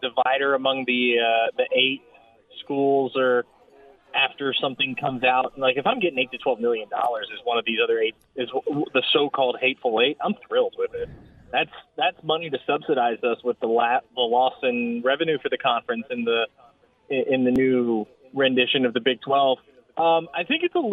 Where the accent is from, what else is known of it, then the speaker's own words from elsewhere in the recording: Floresville, Texas, United States; my hometown of Floresville is home of the Wilson County Livestock Show and Rodeo